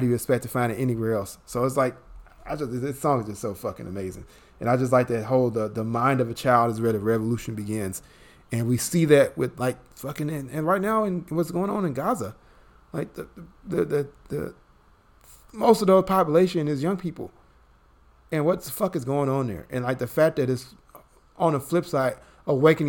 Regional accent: Chicago, Illinois, United States; me growing up in Chicago

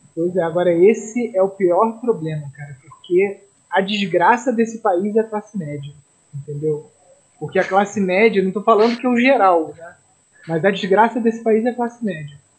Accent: Brazil; nós acima de tudo, somos brasileiros

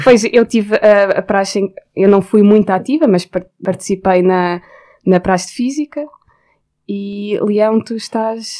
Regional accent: Porto, Norte, Portugal; now in Lisbon, Portugal; como sou do Porto, que é um sítio onde a praxe, eu acho que que é mais pesada do que em Lisboa

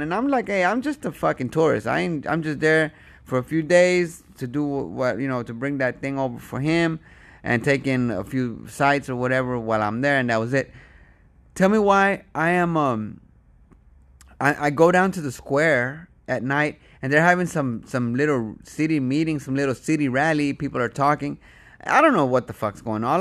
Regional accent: United States; I'm from America. I'm visiting.

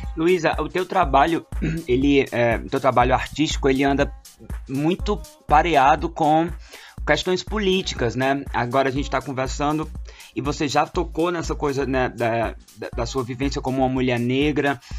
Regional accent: Crato, Ceará, Brazil; moved away; a Prefeitura do Crato, que é a cidade onde cresci

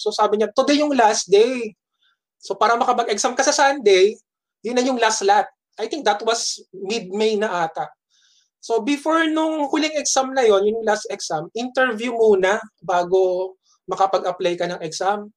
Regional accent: Las Piñas, National Capital Region, Philippines; umuwi ako sa Las Piñas

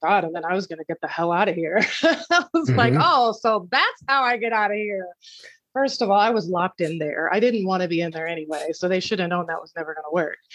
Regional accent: Iowa, United States; born and raised in Iowa, country girl at heart

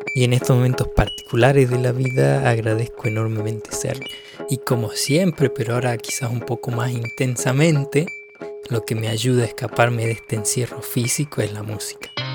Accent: Salta, Argentina; moved away as an adult; now in Buffalo, United States; soy de Salta, pero hace dos añitos que vivo aquí en Búfalo, Estados Unidos.

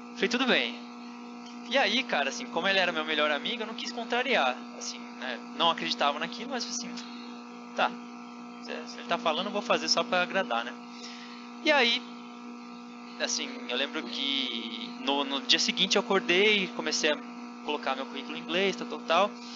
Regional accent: São José dos Campos, São Paulo, Brazil; moved away as an adult; now in Budapest, Hungary; Eu sou nascido em São José dos Campos, assim, onde o Diego mora

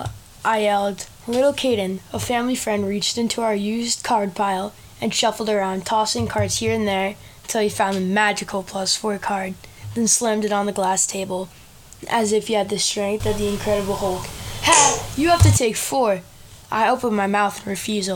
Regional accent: Norwood, Massachusetts, United States; also born or lived in Sudbury, Massachusetts; I was born in Norwood, Massachusetts on 6/11/2010

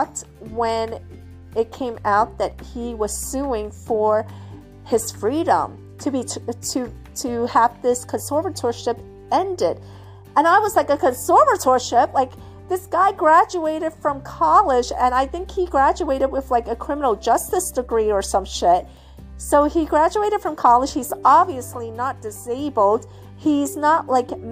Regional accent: New York City, New York, United States; I'm from the city. You know, I grew up in New York City

